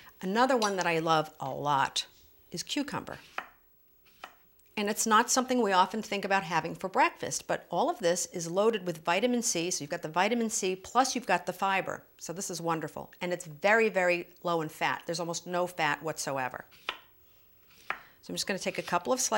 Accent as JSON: {"language": "English", "country": "Germany", "tie": "born or raised there", "moved": "yes", "said": "when I lived in Germany, because I was born in Germany, my mother's German"}